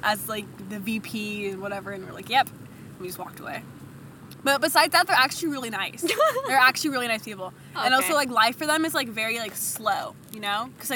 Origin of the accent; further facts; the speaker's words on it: Castro Valley, California, United States; we're like Castro Valley.